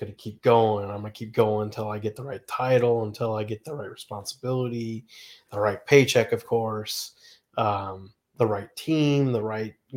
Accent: West Coast, United States; I grew up on the West Coast

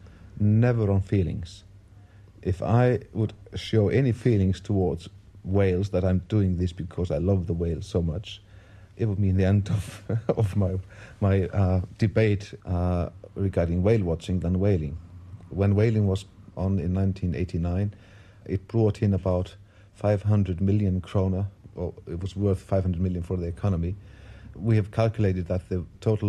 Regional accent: Westfjords, Iceland; growing up in my little fishing village where I was born in the Westfjords

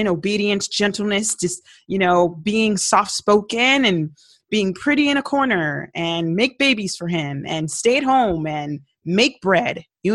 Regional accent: Jamaica; I'm Jamaican.

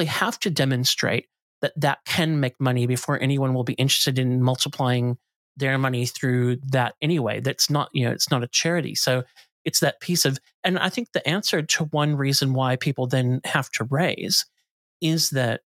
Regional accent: United States; moved away as an adult; now in Australia; I grew up in the States

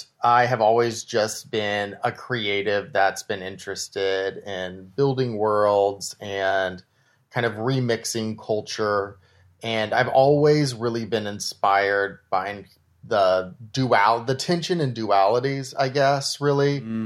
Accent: Austin, Texas, United States; Yeah. Austin, Texas.

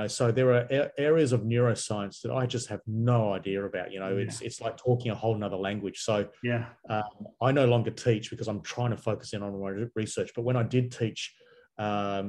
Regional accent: Perth, Western Australia, Australia; I grew up in Perth, which is on the west side of Australia.

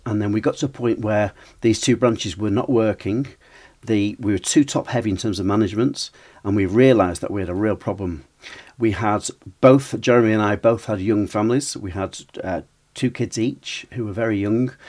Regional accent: Preston, North West England, United Kingdom; also born or lived in Altrincham, South Manchester; we opened a shop in Preston, which is my hometown

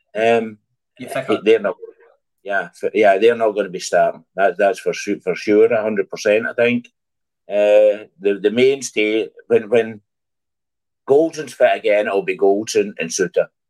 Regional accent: Scotland, United Kingdom; now in Germany; I'm Scottish. I'm Scottish. Uh, I just live in Germany.

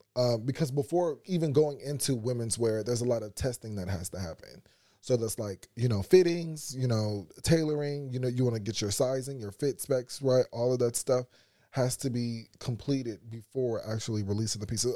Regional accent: United States; being an American

